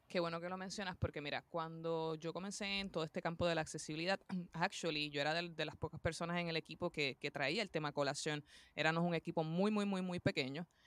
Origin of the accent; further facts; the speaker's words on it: Puerto Rico; soy de Puerto Rico, la isla del encanto, como le decimos por ahí